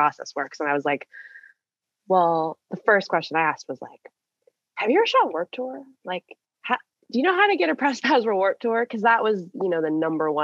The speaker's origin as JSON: {"language": "English", "region": "Minnesota", "country": "United States", "tie": "born or raised there", "said": "I grew up in Minnesota."}